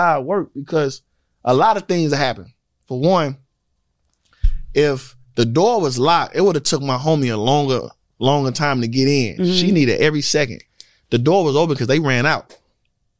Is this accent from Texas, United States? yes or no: no; St. Louis, Missouri, United States; now in Georgia, United States; I'm from St. Louis.